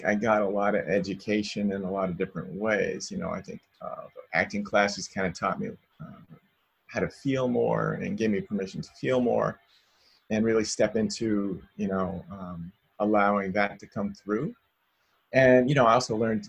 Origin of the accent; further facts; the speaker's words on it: Salem, United States; moved away as an adult; also born or lived in Reno; now in Los Angeles, United States; I moved away from Salem, where I'm from, to Reno for 4 years, and then I moved to LA for 7.